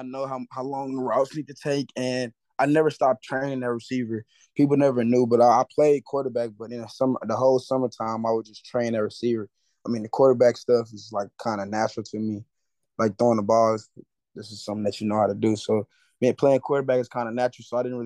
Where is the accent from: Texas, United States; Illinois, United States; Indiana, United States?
Texas, United States; Houston; born and raised in Southwest Houston.